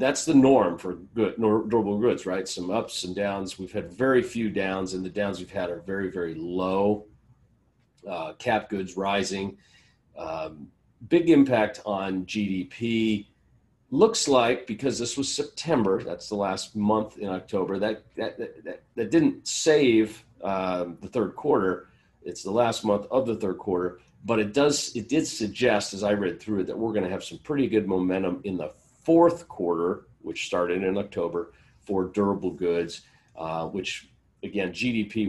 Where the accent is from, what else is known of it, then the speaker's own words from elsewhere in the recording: California, United States; my home state, California